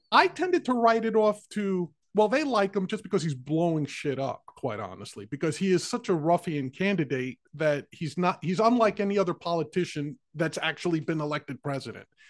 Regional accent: New York, United States; I was born and raised in New York

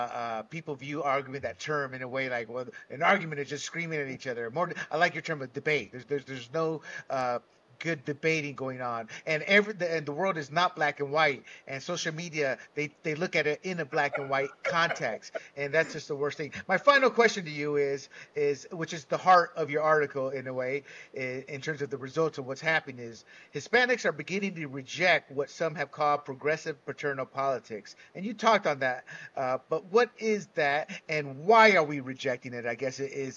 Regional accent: Panama; I was born and raised in Panama as a Latino, you know?

